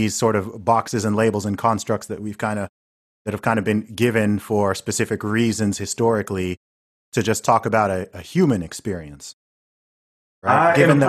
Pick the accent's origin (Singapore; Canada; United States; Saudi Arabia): Saudi Arabia; also born or lived in United Kingdom; growing up primarily in Saudi Arabia, but also here in the UK, right?